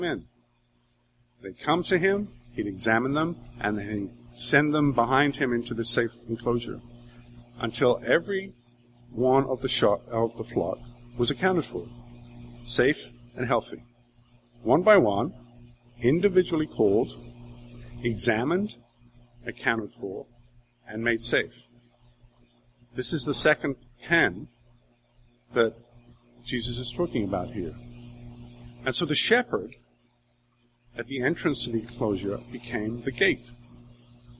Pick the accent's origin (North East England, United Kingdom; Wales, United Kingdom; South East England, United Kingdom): Wales, United Kingdom; I grew up in Wales, that's where my family comes from.